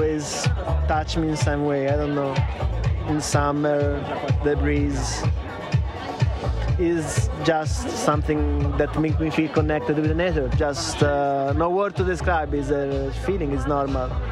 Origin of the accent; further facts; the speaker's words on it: Florence, Tuscany, Italy; I'm from Florence, Italy, the city of Dante